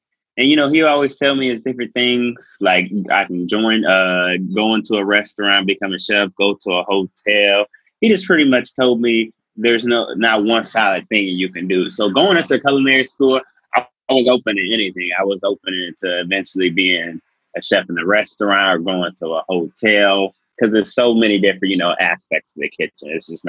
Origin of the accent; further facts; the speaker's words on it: Cleveland, Ohio, United States; Cleveland, Ohio.